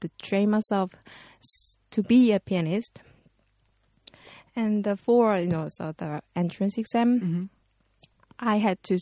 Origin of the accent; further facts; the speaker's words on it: Seoul, South Korea; from Seoul, capital city of Korea.